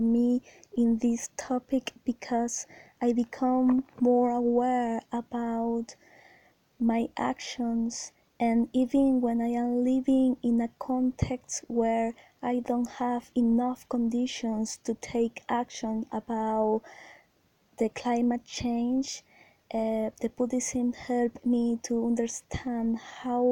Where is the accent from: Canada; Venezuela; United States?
Venezuela; also born or lived in Mérida; I am from Venezuela, and I am living in Merida City